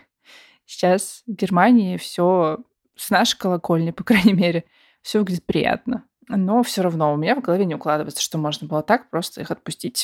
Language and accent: Russian; Russia; мы родились в России